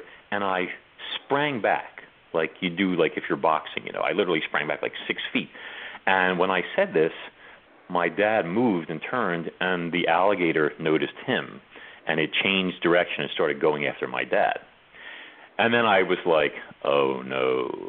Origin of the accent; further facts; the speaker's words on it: New York, United States; I'm from New York